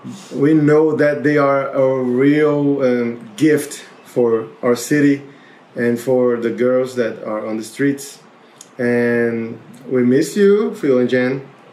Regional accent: João Pessoa, Paraíba, Brazil; We are from João Pessoa.

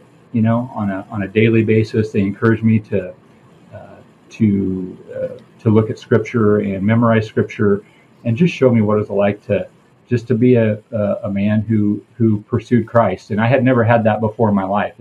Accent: southern Iowa, United States; I grew up in southern Iowa.

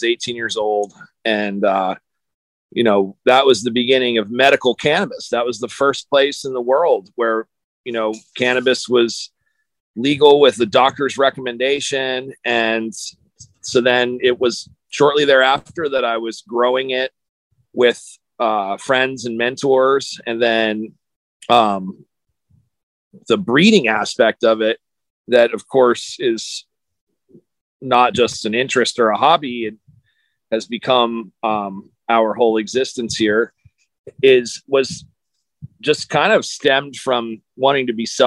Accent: United States; I grew up in on the East Coast and in New York and Philadelphia area

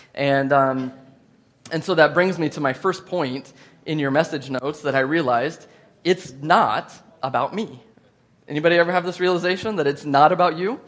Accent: United States; I'm from the United States of America

